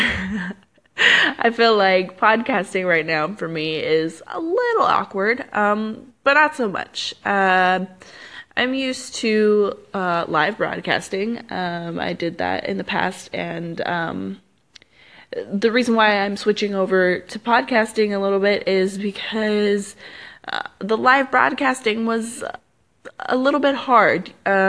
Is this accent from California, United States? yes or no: yes; California, United States; also born or lived in Arizona; No, I'm not. I am from California, and that's a big old fun long life story in itself to explain why I've moved around so much in my life.